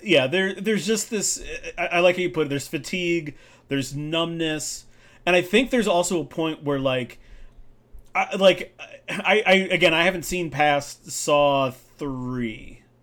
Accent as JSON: {"language": "English", "region": "London", "country": "United Kingdom", "tie": "born or raised there", "said": "I grew up in a city. I grew up in London."}